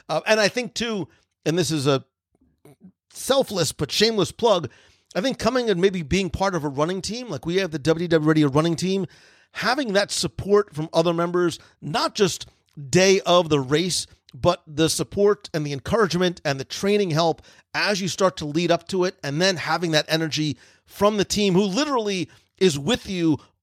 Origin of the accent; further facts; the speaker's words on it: Plainfield, New Jersey, United States; I grew up in Plainfield.